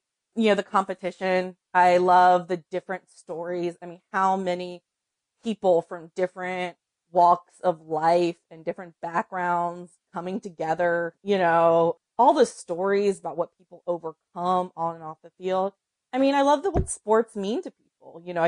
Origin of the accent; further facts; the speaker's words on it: North Carolina, United States; And then, of course, I'm from North Carolina, so men's college basketball was always a big part of my my media and sports diet.